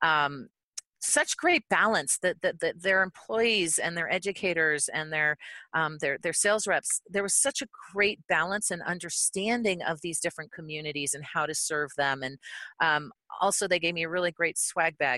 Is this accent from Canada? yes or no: yes; Canada; now in United States; as a Canadian